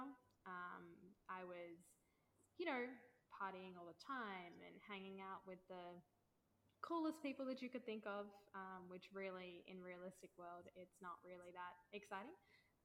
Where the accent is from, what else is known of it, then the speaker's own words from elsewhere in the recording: Melbourne, Victoria, Australia; moved away; born and bred in Oz, always been a creative